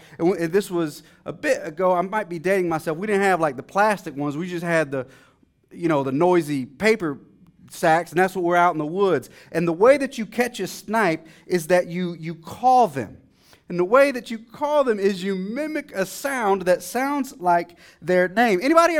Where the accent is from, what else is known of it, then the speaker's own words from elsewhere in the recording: Dallas, Texas, United States; Now, you see, I grew up in a city. I grew up in Dallas. I grew up in a housing project in the eastern side of the city, to be exact.